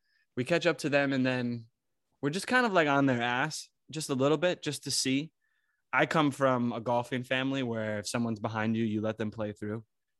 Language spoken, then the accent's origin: English; New York, United States; as Americans it's like speedy, everything's speedy, we come from New York too